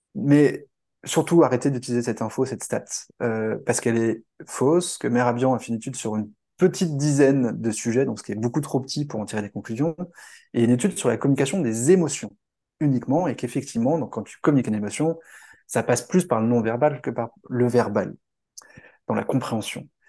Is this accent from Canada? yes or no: no; France; en tant que Français